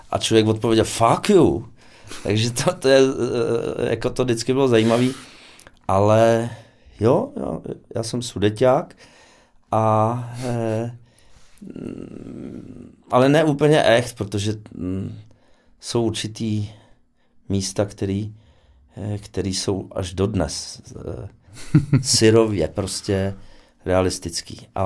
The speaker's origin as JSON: {"language": "Czech", "town": "Osek", "region": "Ústí nad Labem Region", "country": "Czechia", "tie": "born or raised there", "said": "Moje maminka byla soustružnice a táta horník. A, takže přece jenom. Jako většina uh, hmm, otců hmm. u nás v Oseku. A takže se dá říct, že jsem uh, dělnického původu"}